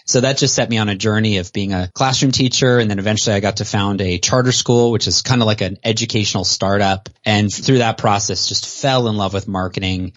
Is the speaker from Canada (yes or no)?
yes; Canada; also born or lived in South Carolina; now in United States; I was raised in Canada and then I came to the States